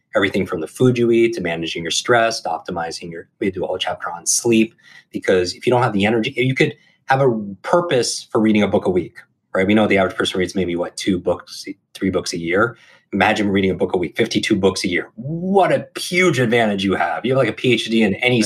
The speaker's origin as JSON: {"language": "English", "region": "Northeast", "country": "United States", "tie": "born or raised there", "said": "I grew up in the Northeast"}